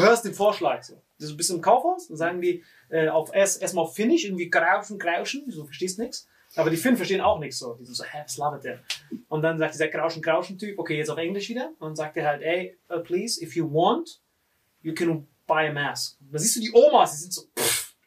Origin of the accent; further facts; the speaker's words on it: Morocco; bei uns in Marokko